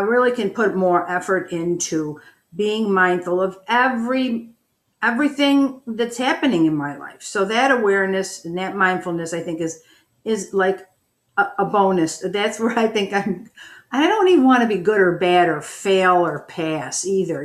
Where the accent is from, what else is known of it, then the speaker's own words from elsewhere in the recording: Buffalo, New York, United States; I'm from Buffalo.